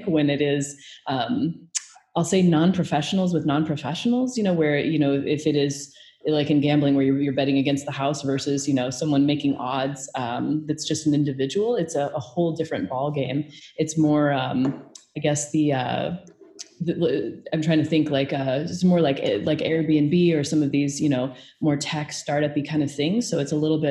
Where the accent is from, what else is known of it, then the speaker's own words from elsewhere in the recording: Omaha, Nebraska, United States; I'm originally from Omaha, Nebraska.